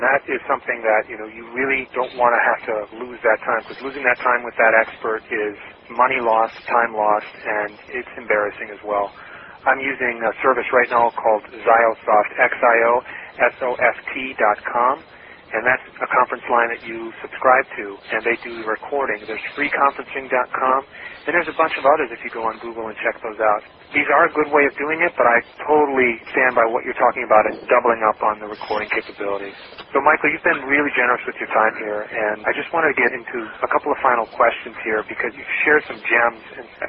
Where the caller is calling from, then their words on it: Milan, Lombardy, Italy; I'm calling from Milan, calling San Diego. I'm over here in Italy.